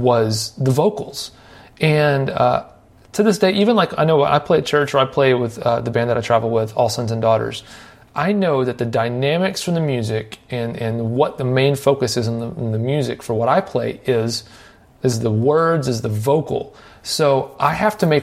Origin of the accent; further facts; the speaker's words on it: Nashville, Tennessee, United States; where I grew up here in Nashville